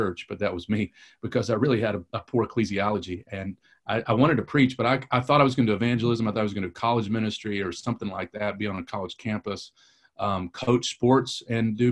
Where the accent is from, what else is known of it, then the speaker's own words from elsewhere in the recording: Kentucky, United States; accent: a little bit Kentucky; also born or lived in Detroit, Michigan / Raleigh, North Carolina / New Orleans; now in North Carolina, United States; grew up in Kentucky